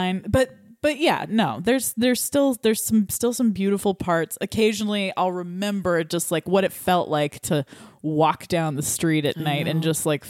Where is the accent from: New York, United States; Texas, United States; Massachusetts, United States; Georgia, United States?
Texas, United States; Austin; moved away; growing up in Austin